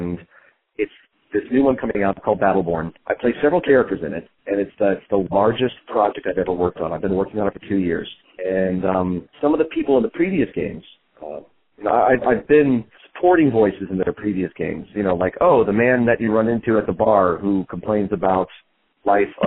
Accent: Florida, United States; also born or lived in Tennessee; growing up in Florida, I went to school in Orlando

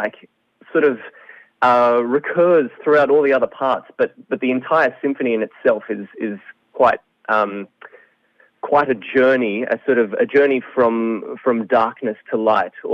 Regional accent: Sydney, New South Wales, Australia; moved away as an adult; now in Melbourne, Australia; I'm actually originally from Sydney, and then I moved down to Melbourne last year

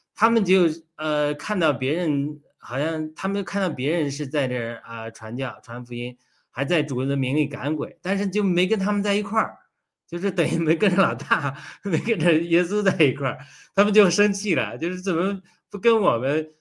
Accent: China; moved away; 我从小这也是在中国长大

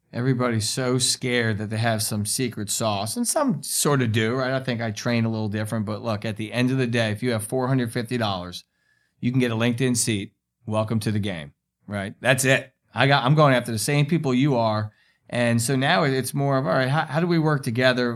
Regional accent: New York, United States; I'm a New Yorker

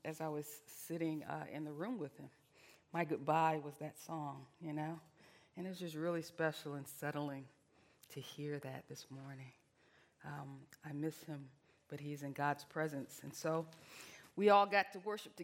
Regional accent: Virginia, United States; moved away; I'm Southern. I'm from Virginia

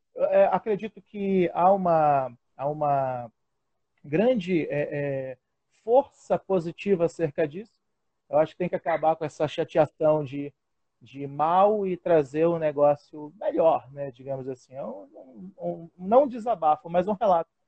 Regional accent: Pará, Brazil; also born or lived in Florianópolis, Santa Catarina; Sou paraense, com muito orgulho

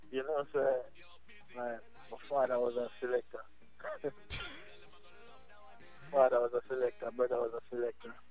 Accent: New York City, New York, United States; born in the Bronx, born in the Bronx, New York. You know, I raised in Bronx.

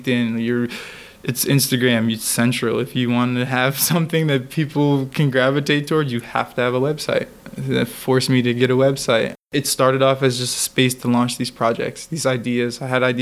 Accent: Connecticut, United States; moved away as an adult; now in New York City, United States; We're in New York City. I'm from Connecticut

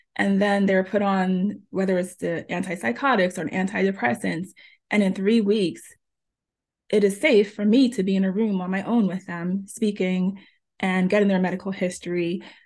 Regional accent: New Jersey, United States; also born or lived in Jamaica; I was born in Jamaica, and I was raised in New Jersey since I was four years old

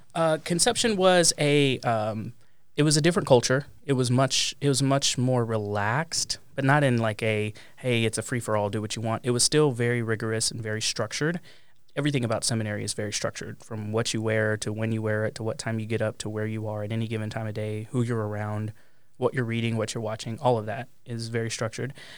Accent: Pampa, Texas, United States; moved away as an adult; also born or lived in Amarillo, Texas / Columbus, Ohio; from a public school in my hometown of Pampa, Texas

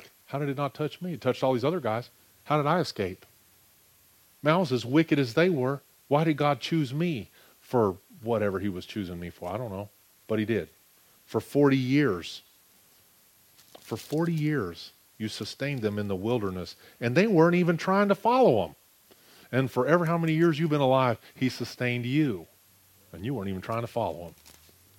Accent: United States; I'm an American

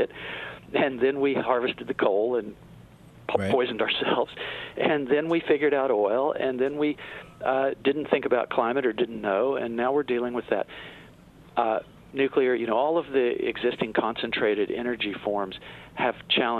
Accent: Tennessee, United States; I'm from Tennessee

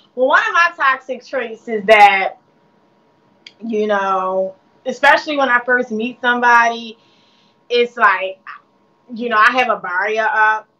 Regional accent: Baltimore, Maryland, United States; I'm from Baltimore, Maryland

